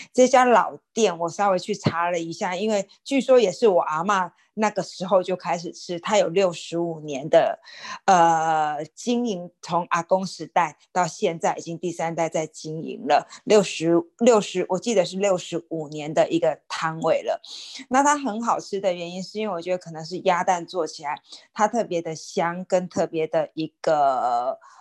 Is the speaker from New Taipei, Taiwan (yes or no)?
no; Xinhua, Tainan, Taiwan; moved away; 在我们新华人的点心，它并不是饼干，也不是什么，呃，糖果之类的